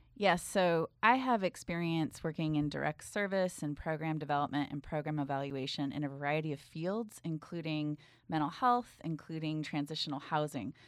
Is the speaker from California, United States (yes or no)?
yes; Bay Area, California, United States; I grew up in the Bay Area